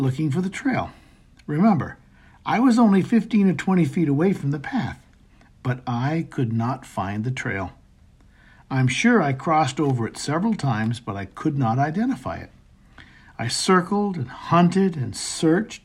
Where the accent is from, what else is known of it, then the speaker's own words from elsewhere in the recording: Maine, United States; our home where I grew up in Maine